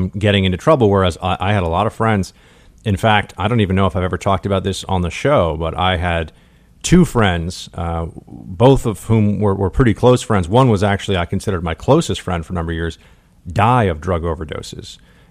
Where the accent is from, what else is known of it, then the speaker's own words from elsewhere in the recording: New York City, New York, United States; I grew up here in New York City